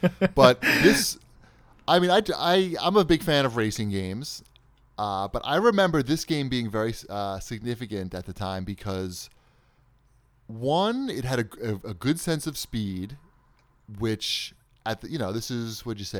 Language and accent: English; Long Island, New York, United States; I don't know if that's because I'm from Long Island.